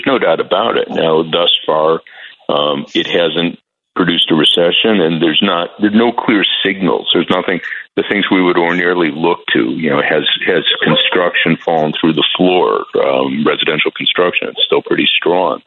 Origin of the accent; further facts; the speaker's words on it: Chicago, Illinois, United States; I'm from the Midwest like you. I'm from Chicago